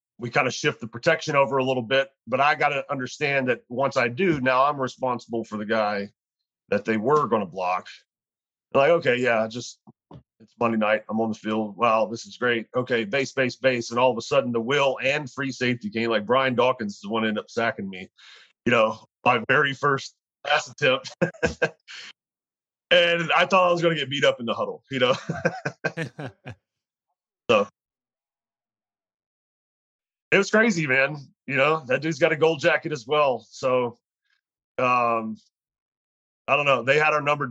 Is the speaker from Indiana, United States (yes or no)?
no; Louisiana, United States; moved away; I'm from Louisiana